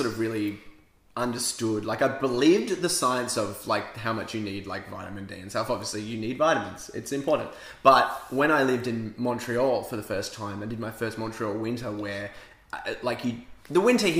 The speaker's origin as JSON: {"language": "English", "town": "Perth", "region": "Western Australia", "country": "Australia", "tie": "born or raised there", "said": "Growing up in Western Australia, especially Perth, where it's a sleepy little town, really"}